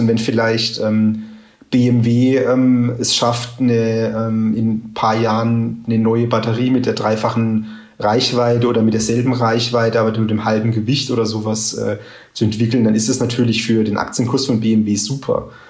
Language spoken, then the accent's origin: German; Karlsruhe, Baden-Württemberg, Germany; Karlsruhe meiner Heimatstadt